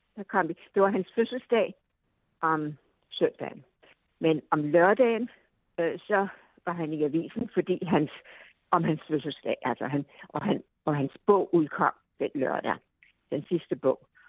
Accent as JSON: {"language": "Danish", "country": "Denmark", "tie": "born or raised there", "moved": "as an adult", "lives_now": "United States", "said": "hjemme i Danmark"}